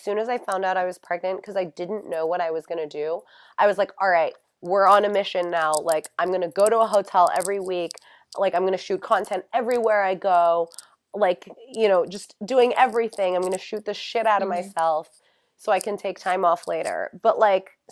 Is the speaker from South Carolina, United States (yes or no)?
no; New York, United States; moved away; also born or lived in Los Angeles / Florida; I'm from New York